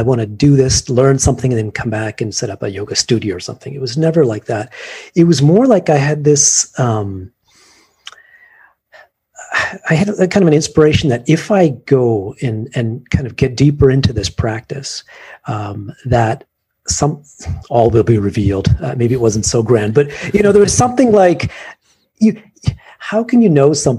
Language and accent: English; Canada; now in Japan; growing up in Canada